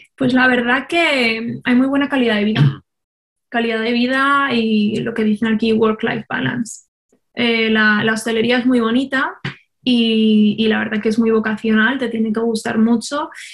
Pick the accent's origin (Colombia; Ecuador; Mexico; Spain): Spain; moved away as an adult; also born or lived in Taiwan; now in Brisbane, Australia; como buena española, en mi casa siempre se ha cocinado pues, con producto mediterráneo